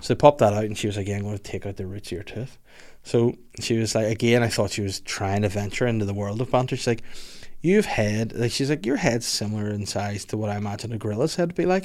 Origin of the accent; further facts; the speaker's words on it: Holywood, Northern Ireland, United Kingdom; I'm originally from Hollywood